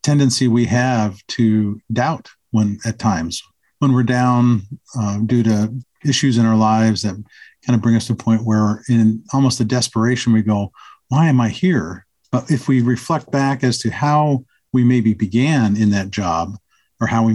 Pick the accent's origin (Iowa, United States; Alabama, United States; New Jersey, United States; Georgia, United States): Georgia, United States; moved away; I was raised in the South in Georgia